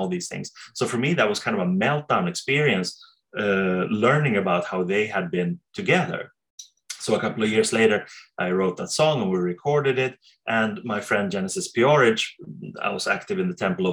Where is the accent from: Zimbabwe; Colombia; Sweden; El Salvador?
Sweden; I come from Sweden